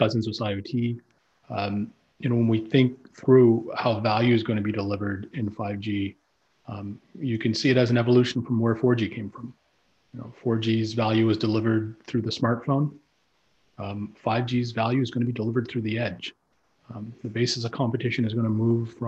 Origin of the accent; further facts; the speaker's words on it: Canada; being a Canadian